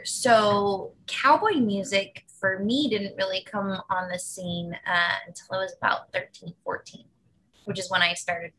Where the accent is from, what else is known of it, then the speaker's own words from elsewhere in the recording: California, United States; also born or lived in Nevada / Scotland; So I was born in California, and then my family moved to Nevada, and then we moved back to California, and then we moved to Scotland.